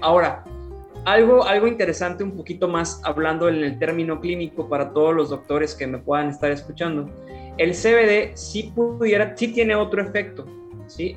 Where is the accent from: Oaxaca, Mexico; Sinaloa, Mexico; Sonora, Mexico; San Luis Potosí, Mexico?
San Luis Potosí, Mexico; Ciudad Valles; also born or lived in Monterrey, Nuevo León; luego me vine a emprender aquí a mi ciudad, Ciudad Valles, San Luis Potosí